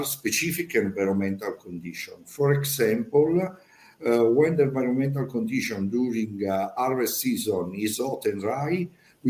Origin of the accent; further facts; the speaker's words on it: Po Valley, Italy; English is a second language; I am from Italy, in Po Valley.